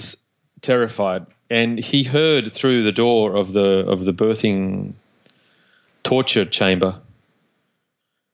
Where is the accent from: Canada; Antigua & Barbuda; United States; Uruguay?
Uruguay; I was born in Uruguay in South America